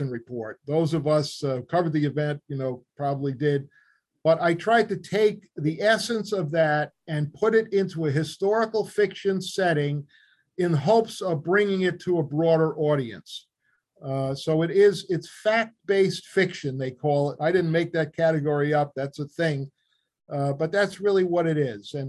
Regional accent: New York City, New York, United States; I'm a Queens guy, born and raised in Flushing

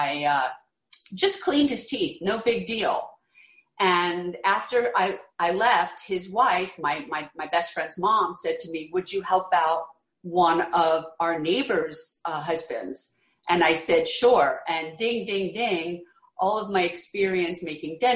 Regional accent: Philadelphia, Pennsylvania, United States; moved away as an adult; also born or lived in New York City; now in the Hamptons, United States; I grew up in Philadelphia

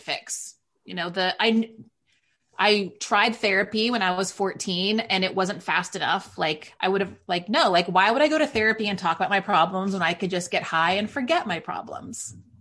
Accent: Waco, Texas, United States; moved away as an adult; also born or lived in Northern California; now in New York City, United States; I'm raised in a very conservative Waco, Texas

